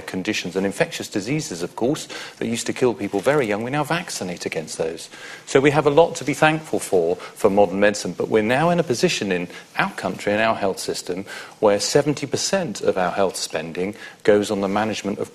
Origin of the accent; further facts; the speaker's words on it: Essex, East of England, United Kingdom; I was born in Essex and I'm now back there as a consultant surgeon serving the people of Essex.